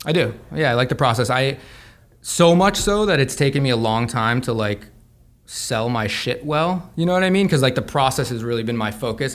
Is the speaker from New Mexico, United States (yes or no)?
yes; Santa Fe, New Mexico, United States; I grew up in Santa Fe, New Mexico.